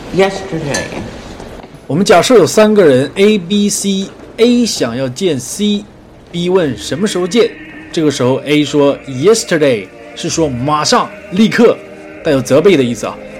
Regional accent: Northeast China, China; 我是东北人

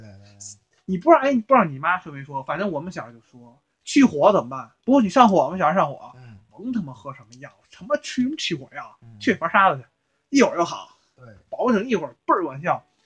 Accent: Beijing, China; 我们俩是胡同里长大的，北京胡同串子

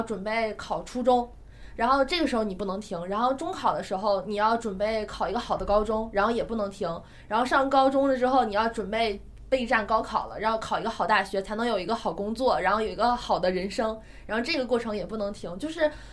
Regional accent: China; 我们中国人

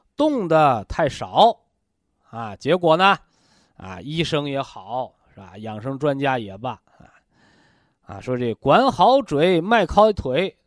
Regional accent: China; 我们中国人呐

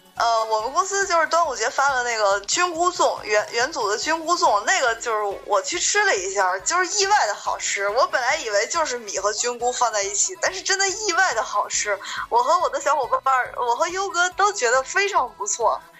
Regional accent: northern China, China; 我作为一个北方人

